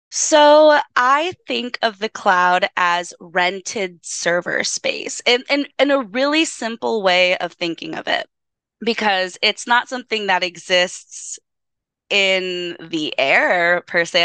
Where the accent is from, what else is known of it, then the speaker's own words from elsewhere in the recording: Los Angeles, California, United States; product of Los Angeles, born and raised in East LA.